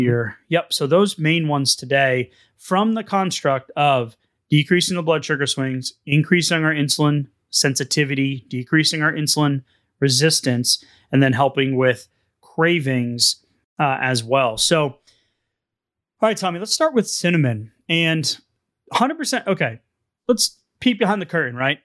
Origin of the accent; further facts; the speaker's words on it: New England, United States; now in Texas, United States; I'm from New England.